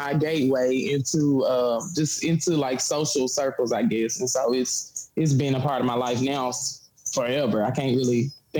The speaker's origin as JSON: {"language": "English", "town": "Memphis", "region": "Tennessee", "country": "United States", "tie": "born or raised there", "said": "In Memphis, I graduated high school from the high school, Central High School."}